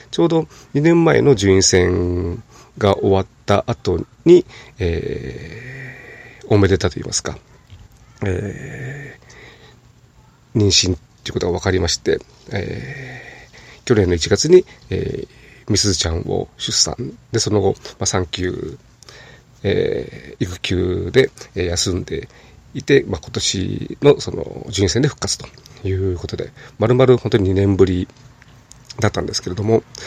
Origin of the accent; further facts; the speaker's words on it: Nagoya, Aichi, Japan; 地元名古屋